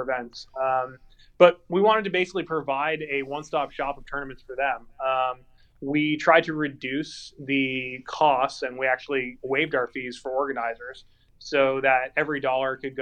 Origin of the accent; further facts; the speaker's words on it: Calabasas, California, United States; also born or lived in Encino, California; I'm from Calabasas, California